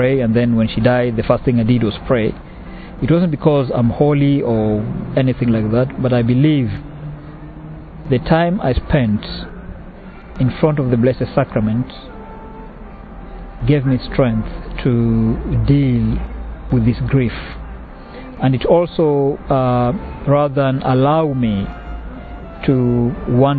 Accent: Kenya; moved away; I'm originally from Kenya.

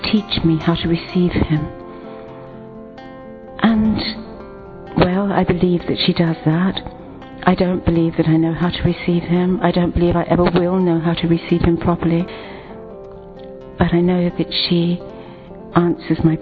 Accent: England, United Kingdom; I'm from England

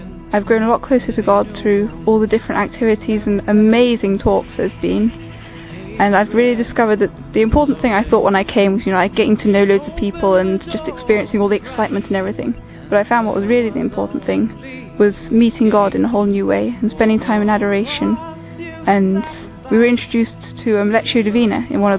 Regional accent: Shropshire, West Midlands, United Kingdom; I come from Shropshire in England

